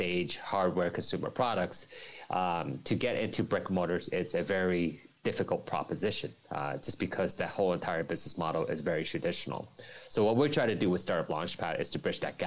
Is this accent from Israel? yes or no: no; New Jersey, United States; now in Hong Kong; I'm not originally from Hong Kong. I'm from New Jersey, United States, and coming to Hong Kong